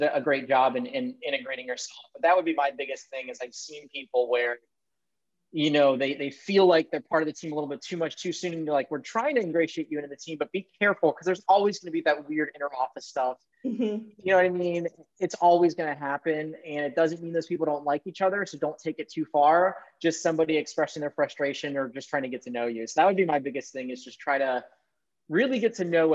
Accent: Maryland, United States; I grew up in Maryland

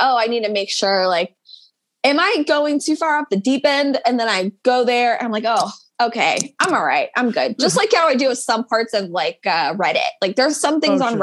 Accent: United States; we're American.

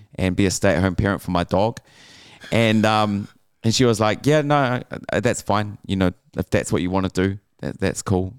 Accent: Auckland, New Zealand; growing up in West Auckland

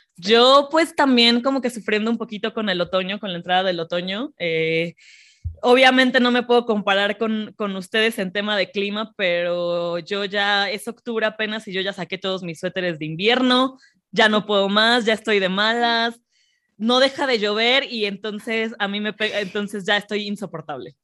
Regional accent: Mexico; nosotras como cuatro mexicanas

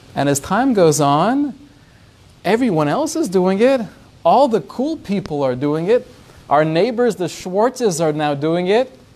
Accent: United States

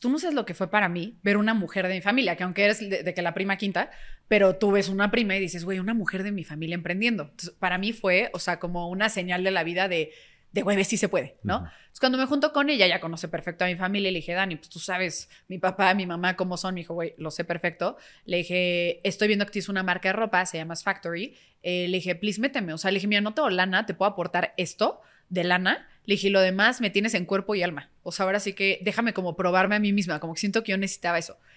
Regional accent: Mexico; como mexicanos

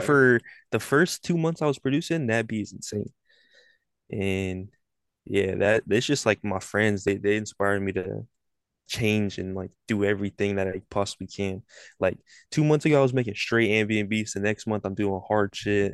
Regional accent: Sacramento, California, United States; I'm from Sacramento, California. Ain't really shit down here

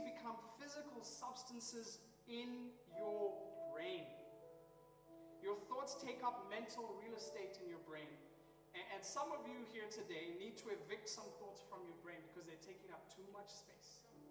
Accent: Nairobi, Kenya; I'm from Nairobi, Kenya

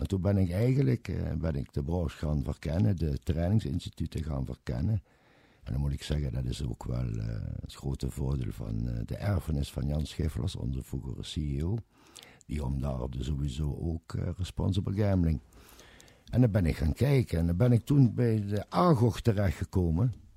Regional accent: Kerkrade, Limburg, Netherlands; accent: Limburgish; ik kom uit kerk, Kerkrade

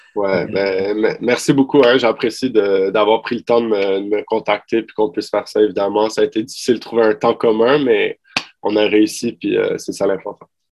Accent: Montreal, Quebec, Canada; also born or lived in Ottawa; vu que je viens de Montréal, puis ma famille et mes amis, j'ai grandi là-bas

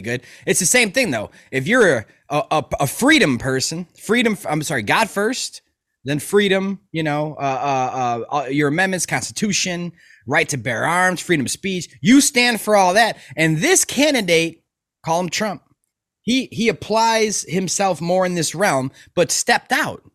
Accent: Chicago, Illinois, United States; I'm from Chicago. okay, South Burbs, and, like, growing up

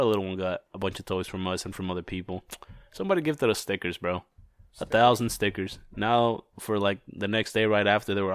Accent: Mexico; now in United States; I was born in Mexico.

